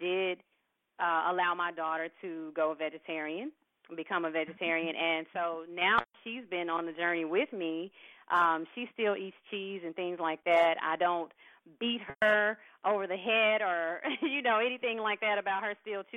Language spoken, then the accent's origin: English; Mississippi, United States; moved away; I'm a Southern girl. I'm originally from Mississippi.